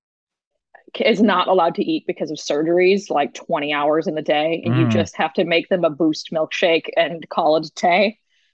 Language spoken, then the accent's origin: English; Chicago, Illinois, United States; moved away as an adult; also born or lived in Seattle; That's when I moved out to Seattle. I'm from Chicago.